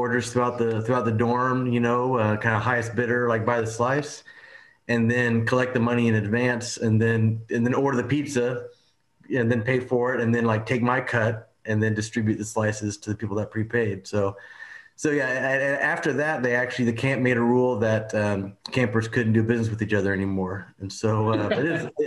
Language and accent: English; Oklahoma, United States; I'm from Oklahoma